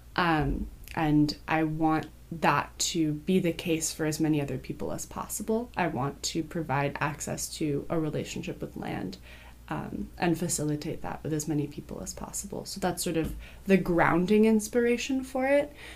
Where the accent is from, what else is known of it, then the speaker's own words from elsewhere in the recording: Berkeley, California, United States; I grew up in Berkeley too.